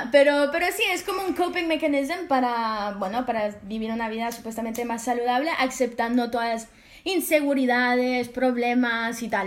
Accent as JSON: {"language": "Spanish", "country": "France", "said": "Yo siendo francesa estaba como, quiero que sea algo muy yo"}